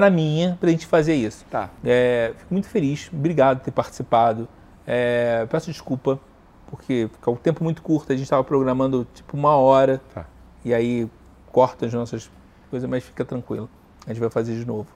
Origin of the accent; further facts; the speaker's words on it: Rio de Janeiro, Brazil; accent: carioca; moved away; Carioca, eu me mudei pra cá e aí eu acho que a única coisa que falo do carioca, hum. que ainda não perdeu, é o história do sotaque